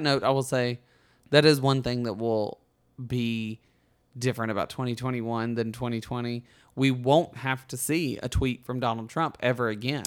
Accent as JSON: {"language": "English", "region": "Alabama", "country": "United States", "tie": "born or raised there", "moved": "as an adult", "lives_now": "Los Angeles, United States", "said": "Books A Million is in my hometown"}